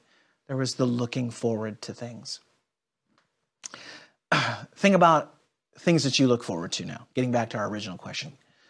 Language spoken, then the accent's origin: English; Israel; As a Jew growing up in Israel, there isn't this idea of compartmentalized faith that most of us have experienced in the West.